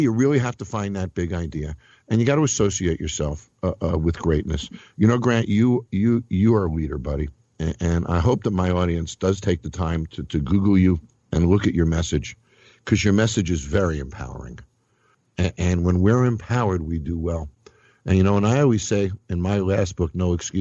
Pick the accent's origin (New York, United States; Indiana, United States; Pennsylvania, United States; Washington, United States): New York, United States; Scarsdale; I'm from Scarsdale, so I'm not from far from you